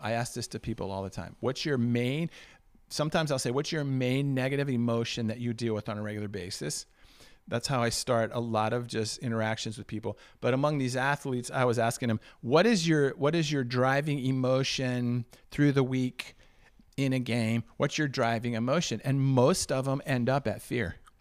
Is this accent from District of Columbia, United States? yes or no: yes; Washington, District of Columbia, United States; I was born and raised in Washington, D C